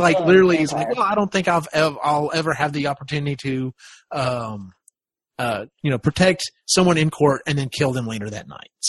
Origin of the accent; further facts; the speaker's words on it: the South, United States; You know, I grew up in the South, and you know that was around.